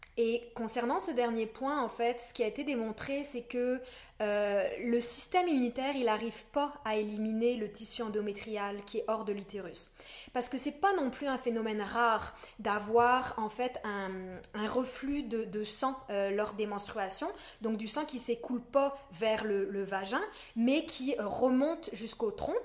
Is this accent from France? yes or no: yes; France; moved away as an adult; also born or lived in Montreal, Quebec, Canada; now in Quebec, Canada; je viens de la France. J'ai fait un bac de psycho là-bas et ça fait dix ans maintenant que je suis ici.